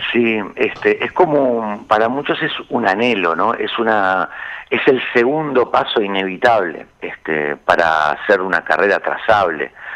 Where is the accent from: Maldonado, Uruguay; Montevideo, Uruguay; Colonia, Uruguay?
Montevideo, Uruguay